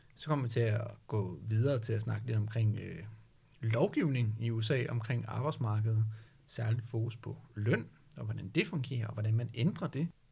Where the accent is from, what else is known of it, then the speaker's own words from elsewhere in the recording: Denmark; som danskere